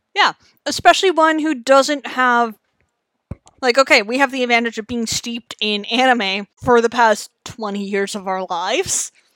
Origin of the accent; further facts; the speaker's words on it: Canada; how we do in Canada